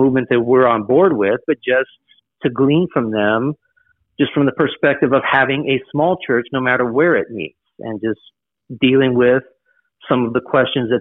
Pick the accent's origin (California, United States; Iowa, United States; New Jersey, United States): California, United States; Southern; moved away as an adult; now in Italy; Born and raised in Southern California